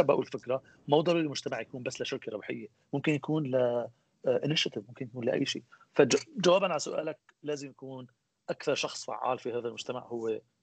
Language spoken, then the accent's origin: Arabic; Aleppo, Aleppo Governorate, Syria; moved away as an adult; also born or lived in United States / Houston; أنا من مواليد حلب بسوريا أه، عشت بحلب لحد آه، عمر ال 21